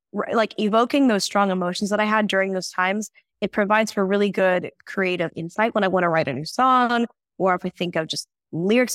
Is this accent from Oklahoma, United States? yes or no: yes; Tulsa, Oklahoma, United States; first language English; now in South Korea; my hometown is Tulsa